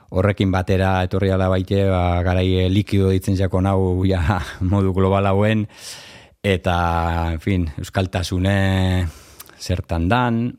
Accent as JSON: {"language": "Basque", "town": "Durango", "region": "Basque Country", "country": "Spain", "tie": "born or raised there", "said": "hemen ondoko beste bloke baten bizi ginen"}